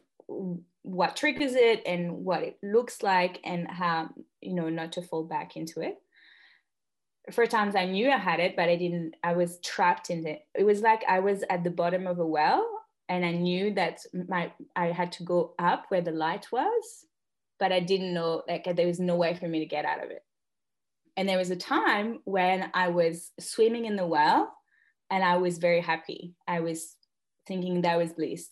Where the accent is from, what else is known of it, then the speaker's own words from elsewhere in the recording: northern France, France; moved away as an adult; now in Australia; I'm French and Australian. I'm Franco-Australienne. And I'm currently on the land on which I grew up in Northern France